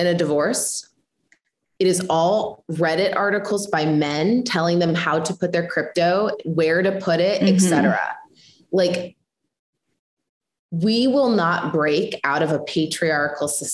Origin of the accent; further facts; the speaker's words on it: Midwest, United States; I come from the Midwest